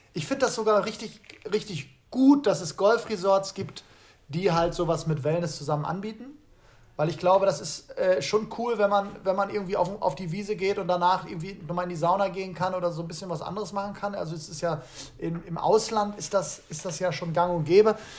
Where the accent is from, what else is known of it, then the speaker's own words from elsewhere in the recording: Rhineland, Germany; als Rheinländer